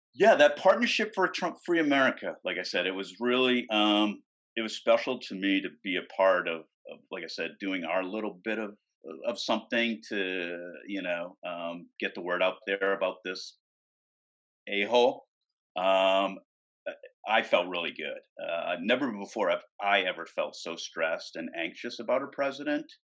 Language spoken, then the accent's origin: English; right outside of Boston, Massachusetts, United States; moved away; I'm from the East Coast, right outside of Boston